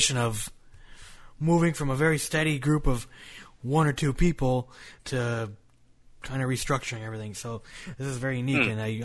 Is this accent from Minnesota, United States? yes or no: yes; Minnesota, United States; moved away; I grew up in Minnesota, so we have winter and all that bullshit up there, and snow like crazy. And I moved south.